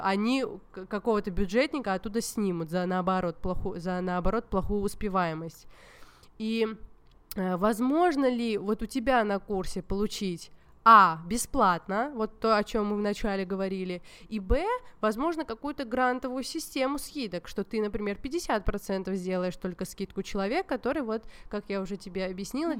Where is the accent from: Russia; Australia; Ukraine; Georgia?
Georgia; хотя я вообще из Грузии